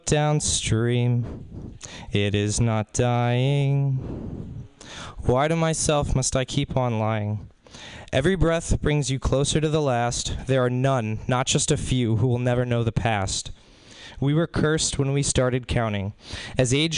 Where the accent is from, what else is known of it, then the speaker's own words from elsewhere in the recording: Spring Hill, Florida, United States; I'm from Spring Hill, Florida